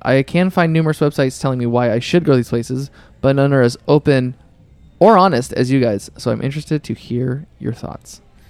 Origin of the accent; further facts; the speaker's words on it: New Zealand; I've been a longtime listener. I'm from New Zealand and have finally saved up enough money to take a trip to the U.S.